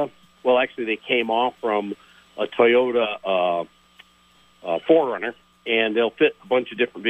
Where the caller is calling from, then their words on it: Milton, Vermont, United States; Well, I'm calling from Milton.